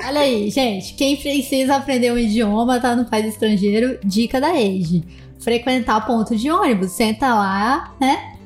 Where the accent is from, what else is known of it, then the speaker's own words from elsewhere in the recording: Brazil; eu, enquanto brasileira